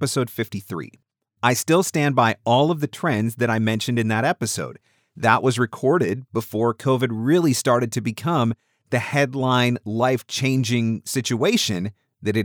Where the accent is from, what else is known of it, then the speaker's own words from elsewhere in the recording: Canada; being a Canadian